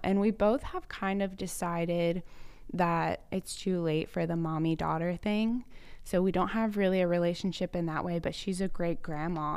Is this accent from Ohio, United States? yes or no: yes; Cincinnati, Ohio, United States; moved away as an adult; I grew up in Cincinnati, Ohio, had never traveled anywhere but the tri-state